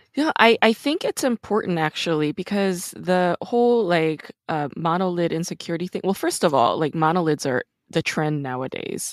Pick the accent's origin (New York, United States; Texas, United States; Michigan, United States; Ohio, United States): New York, United States; I'm actually from New York